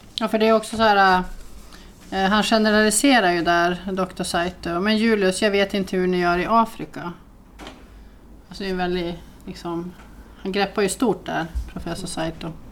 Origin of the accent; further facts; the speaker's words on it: Norrland, Sweden; jag är från Norrland.